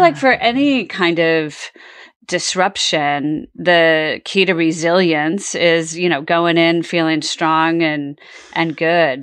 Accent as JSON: {"language": "English", "region": "California", "country": "United States", "tie": "born or raised there", "also_born_or_lived": "Bermuda", "moved": "yes", "said": "I grew up in California"}